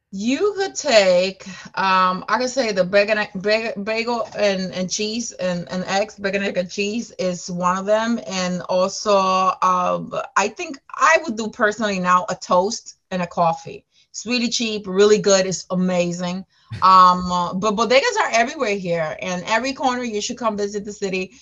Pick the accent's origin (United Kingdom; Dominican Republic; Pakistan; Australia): Dominican Republic; also born or lived in Bronx, New York / Queens, New York; now in New York City, United States; i am from new york city I was I came here from the Dominican Republic uh, 17 years ago um, to the Bronx, New York.